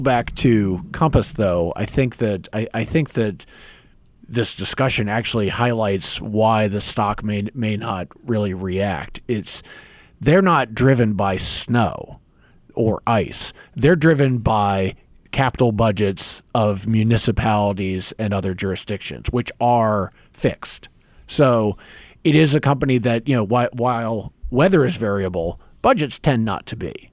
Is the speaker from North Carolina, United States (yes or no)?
yes; North Carolina, United States; moved away; I remember growing up in North Carolina